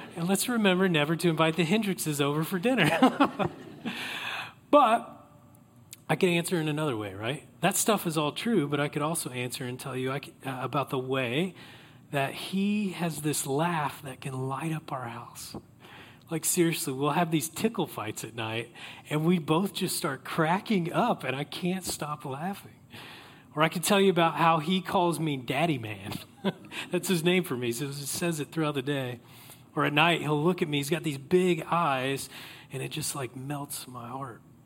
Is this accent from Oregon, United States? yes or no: no; Oklahoma, United States; I grew up in Oklahoma